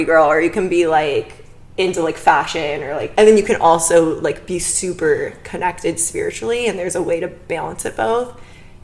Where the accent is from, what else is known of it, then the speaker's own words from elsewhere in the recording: Bakersfield, California, United States; now in Los Angeles, United States; I'm from Bakersfield. Whispers it. It's like 2 hours north